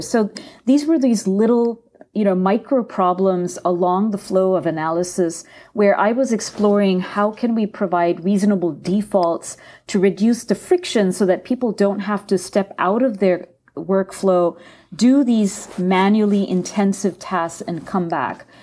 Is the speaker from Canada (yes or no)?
no; India; moved away; from my home country, um, India